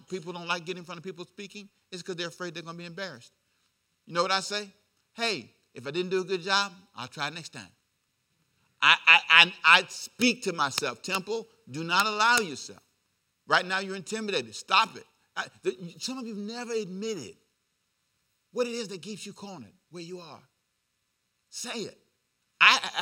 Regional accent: Los Angeles, California, United States; I lived down the street from USC. University of Southern California.

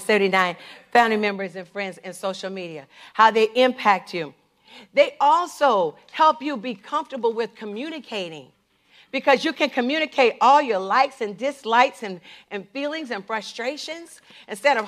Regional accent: the South, United States; I grew up in the South.

